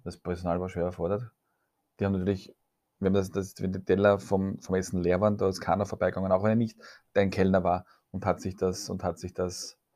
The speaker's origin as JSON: {"language": "German", "region": "Vienna", "country": "Austria", "said": "bei uns in Wien"}